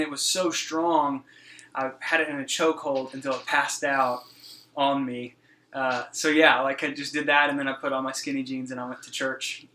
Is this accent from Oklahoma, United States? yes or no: no; Texas, United States; I was born and raised here in Texas, um, just down the road from from here in Fort Worth.